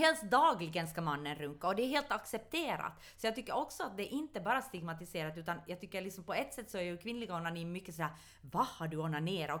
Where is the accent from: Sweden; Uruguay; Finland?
Finland; Ostrobothnia; jag är från Österbotten